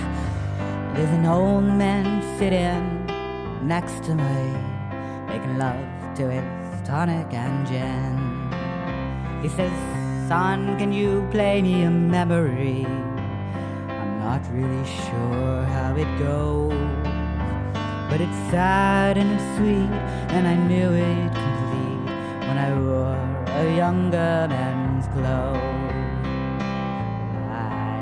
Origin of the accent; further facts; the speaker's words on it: Lexington, Massachusetts, United States; I grew up outside Boston, little town called Lexington